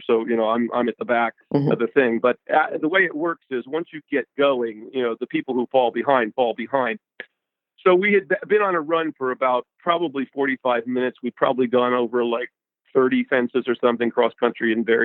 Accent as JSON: {"language": "English", "region": "Tennessee", "country": "United States", "tie": "born or raised there", "also_born_or_lived": "Kentucky / New Jersey", "said": "I grew up in Tennessee"}